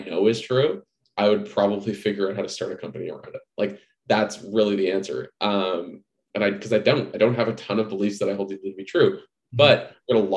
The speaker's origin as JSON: {"language": "English", "country": "Canada", "also_born_or_lived": "Toronto", "moved": "as an adult", "lives_now": "San Francisco, United States", "said": "I have to live in Canada because I'm Canadian"}